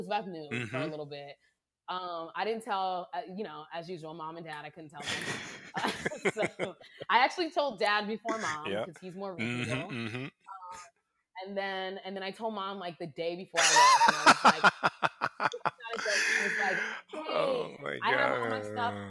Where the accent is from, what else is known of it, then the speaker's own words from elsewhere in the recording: East Coast, United States; moved away as an adult; now in Los Angeles, United States; growing up on the East Coast